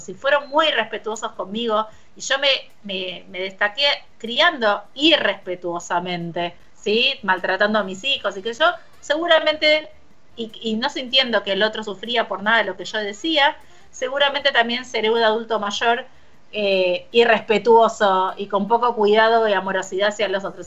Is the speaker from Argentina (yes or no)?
yes; Argentina